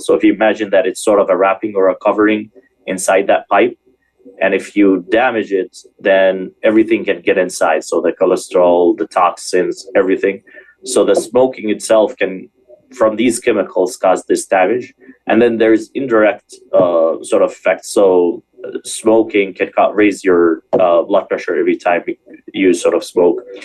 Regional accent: Michigan, United States; moved away; also born or lived in Springfield, Illinois / California; I'm actually from Michigan

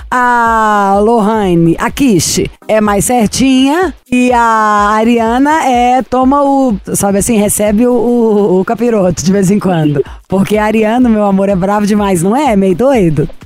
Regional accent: Minas Gerais, Brazil; eu sou mineira

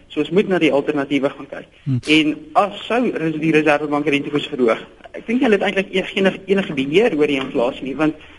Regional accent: South Africa; ons as Suid-Afrikaners

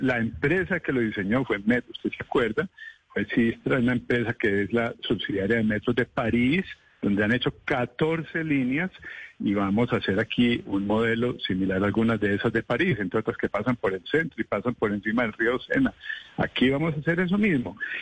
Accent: Bogotá, Colombia; como bogotano

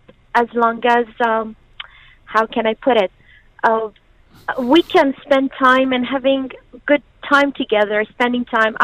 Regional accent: Iran; moved away as an adult; now in United Arab Emirates; I'm from Iran.

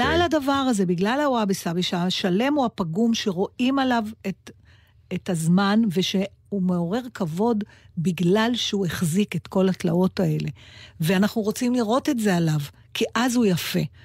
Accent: Israel; אני מישראל

